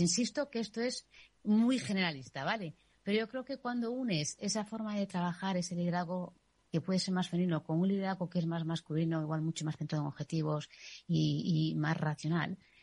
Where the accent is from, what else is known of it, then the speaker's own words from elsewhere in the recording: Galicia, Spain; moved away; soy gallega y he vivido un matriarcado.